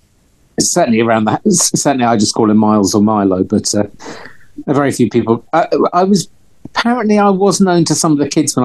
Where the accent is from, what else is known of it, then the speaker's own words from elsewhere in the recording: London, United Kingdom; moved away as an adult; also born or lived in Glasgow; I'm from North London.